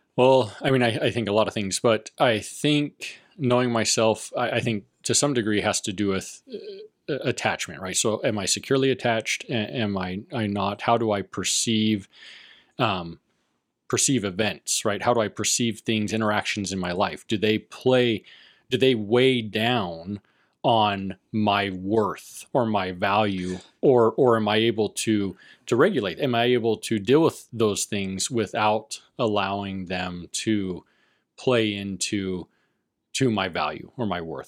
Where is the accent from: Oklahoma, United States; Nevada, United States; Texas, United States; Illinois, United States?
Nevada, United States; Las Vegas; I grew up in Vegas